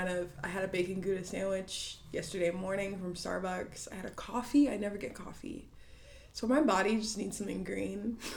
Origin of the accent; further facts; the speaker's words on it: Chicago, Illinois, United States; I'm from Chicago.